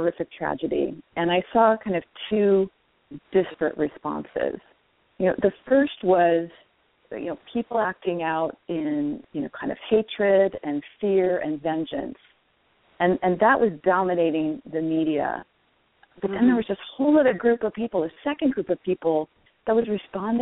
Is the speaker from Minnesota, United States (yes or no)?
no; Washington, United States; my home state of Washington